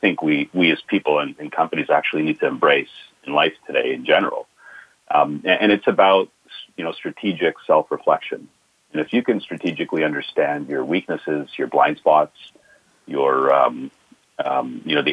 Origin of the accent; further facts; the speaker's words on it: Boston, Massachusetts, United States; I'm a Boston guy, so based out of Boston, Mass.